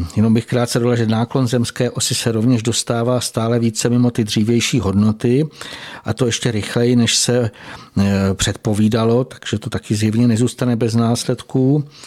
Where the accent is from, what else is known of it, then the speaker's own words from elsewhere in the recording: Slovakia; u nás na Slovensku